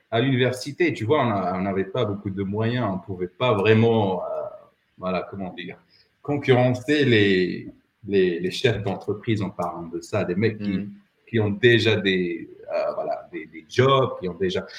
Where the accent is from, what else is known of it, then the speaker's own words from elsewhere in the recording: Rabat, Rabat-Salé-Kénitra, Morocco; moved away as an adult; also born or lived in Meknes; now in Poland; à Rabat, j'ai grandi à Rabat